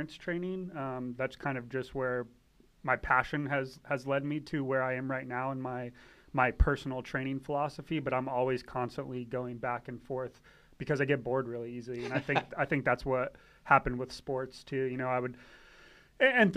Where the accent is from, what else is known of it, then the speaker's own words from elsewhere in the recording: Tampa, Florida, United States; moved away as an adult; also born or lived in Pensacola, Florida / West Palm Beach, Florida / Miami, Florida / Satellite Beach, Florida; now in Virginia Beach, United States; Originally from Tampa, Florida. I grew up all around Florida